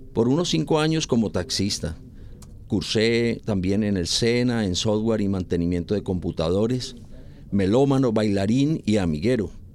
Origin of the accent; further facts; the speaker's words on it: Cali, Valle del Cauca, Colombia; soy caleño de 64 años del barrio popular, estudié primaria en la escuela Marco Fidel Suárez